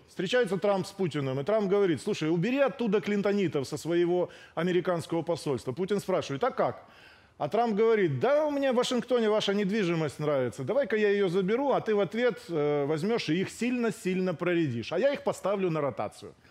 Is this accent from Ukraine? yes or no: yes; Ukraine; я сам украинец